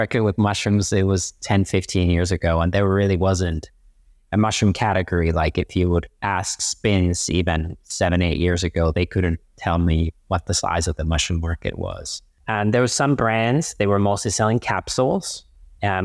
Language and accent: English; Finland; And they're also massive where I'm originally from. So I am from Finland, and Northern Europeans and Nordics and Scandinavians have been very mushroom friendly. And same with me, I grew up on a farm